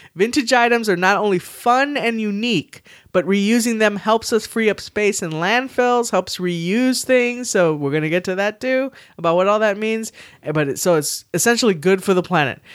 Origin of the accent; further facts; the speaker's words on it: San Antonio, Texas, United States; I was born and raised here in San Antonio, Texas